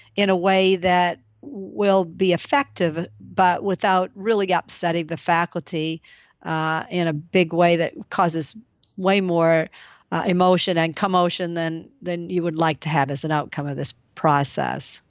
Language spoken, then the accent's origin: English; Maine, United States; now in Lowell, United States; it's my home state